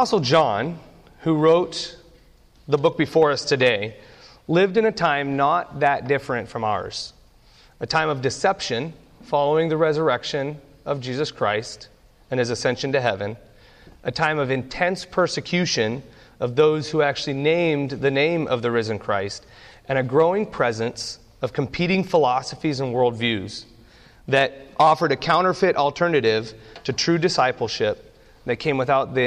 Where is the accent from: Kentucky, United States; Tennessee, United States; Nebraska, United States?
Nebraska, United States; I grew up in Nebraska. My dad is a pastor of a small church in the middle of nowhere in Nebraska, and we spent the majority of my youth having church in the above our garage